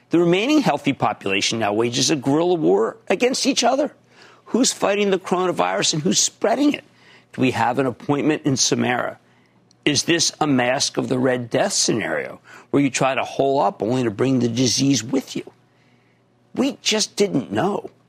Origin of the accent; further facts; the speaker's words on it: Philadelphia, Pennsylvania, United States; I'm 17 and I'm from Philadelphia.